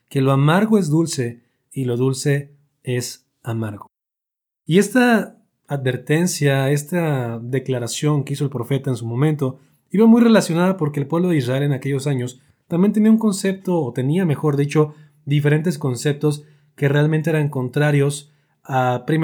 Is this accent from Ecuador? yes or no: no; Mexico; este episodio nace a partir de las manifestaciones que esta semana tuvieron lugar aquí en mi país, México